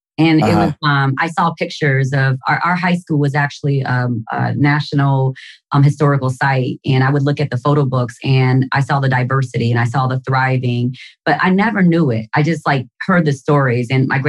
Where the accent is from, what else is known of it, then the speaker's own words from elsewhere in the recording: Gary, Indiana, United States; I was born and raised in Gary, Indiana, Boricua, 100% Puerto Rican. And all of my grandparents were born on the island.